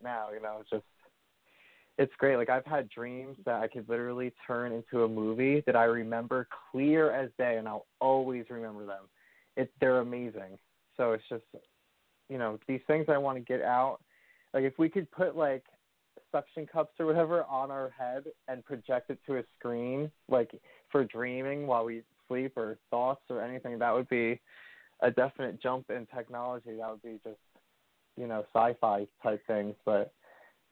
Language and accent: English; Washington, New Jersey, United States; also born or lived in Schenectady, New York; from preschool up until graduating high school, my whole life was in Washington, New Jersey